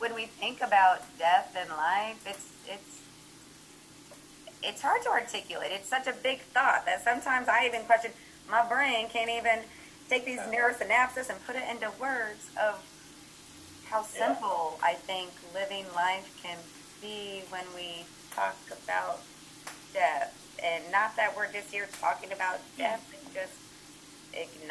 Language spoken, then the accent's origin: English; Evansville, Indiana, United States; growing up in Evansville, Indiana